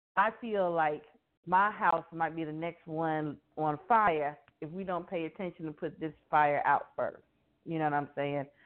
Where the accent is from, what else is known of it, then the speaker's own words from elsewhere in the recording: Miami, Florida, United States; growing up in Miami, I grew up around a lot of different nationalities